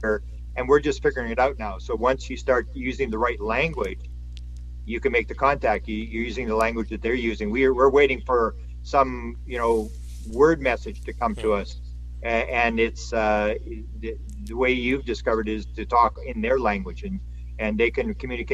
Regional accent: Canada; I'm from Canada

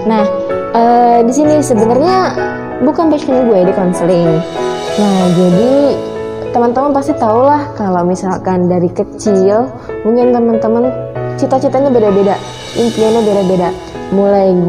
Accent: Serang, Banten, Indonesia; Aku ini kan dari Serang Banten, bertepatan di Kecamatan Keramat Watu.

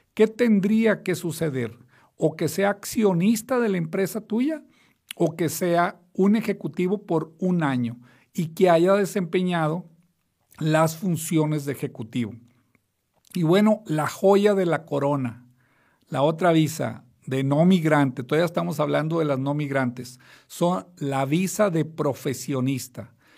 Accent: Mexico; also born or lived in United States; no soy americano, porque la gente cuando digo eso creen que soy residente o ciudadano, soy mexicano solamente

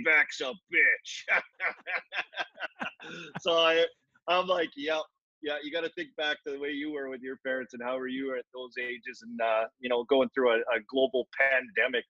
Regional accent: Saskatoon, Saskatchewan, Canada; also born or lived in Lloydminster / Paradise Hill / Ontario; I was raised in Saskatchewan, let's just put it that way, and grew up and played minor hockey and went through school in Saskatoon.

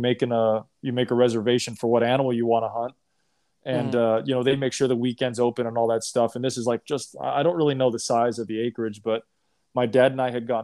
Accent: Long Beach, California, United States; I grew up in Long Beach, California, so Southern California

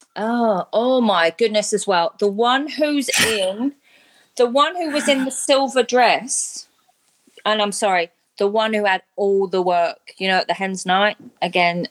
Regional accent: London, United Kingdom; also born or lived in Sydney, Australia; now in Brisbane, Australia; I grew up in London, lived in Sydney, and now live in in Brisbane

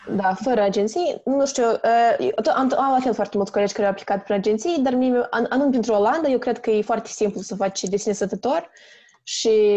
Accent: Chișinău, Moldova; moved away as an adult; now in Netherlands; sunt din Republica Moldova, din orașul Chișinău

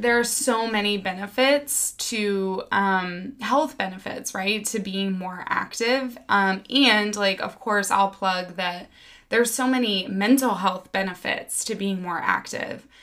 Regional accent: Missouri, United States; moved away; also born or lived in New York City; I grew up in Missouri

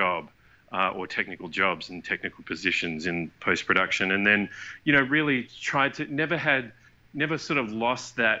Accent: Perth, Western Australia, Australia; moved away as an adult; also born or lived in Vancouver, Canada; we're all from Perth, Australia, we all moved over to Vancouver together

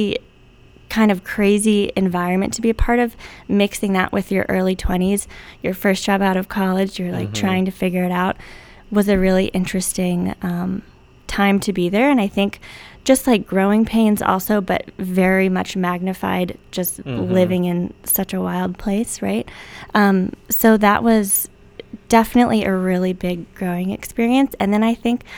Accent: Parkdale, Oregon, United States; moved away as an adult; also born or lived in Hood River, Oregon / Savannah, Georgia / New York City; born and raised in Hood River, grew up in Parkdale, graduated from Hood River Valley High School

